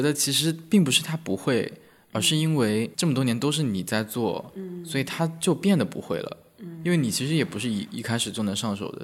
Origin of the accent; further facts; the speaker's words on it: northern China, China; 我是来自于北方城市的嗯，北，很内陆的城市